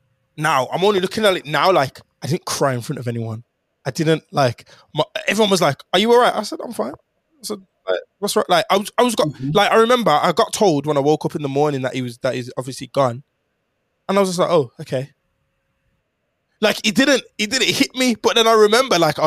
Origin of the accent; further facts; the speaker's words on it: Jamaica; I'm Jamaican